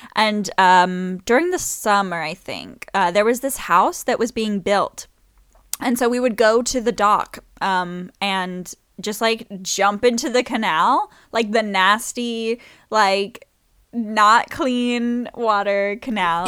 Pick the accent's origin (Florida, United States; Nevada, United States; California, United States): Florida, United States; Saint James City; also born or lived in New Orleans, Louisiana / English countryside; now in England, United Kingdom; I grew up in Florida, even though I was born in New Orleans, but, um, where we lived, uh, was a little place called Pine Island.